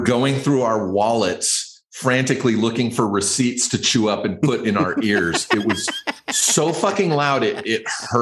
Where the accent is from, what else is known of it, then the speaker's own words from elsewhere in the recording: Riverside, California, United States; That's Riverside. That's my hometown.